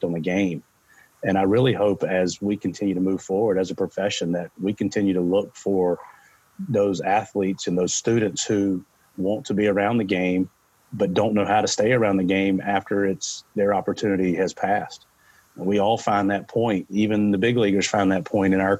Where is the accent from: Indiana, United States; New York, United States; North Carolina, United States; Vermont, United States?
North Carolina, United States; Burlington; Growing up in Burlington, North Carolina